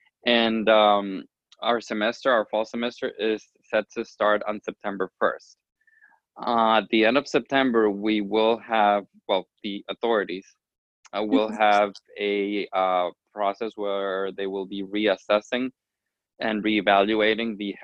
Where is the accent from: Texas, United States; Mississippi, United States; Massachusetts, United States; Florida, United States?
Florida, United States; Miami; from Miami, Florida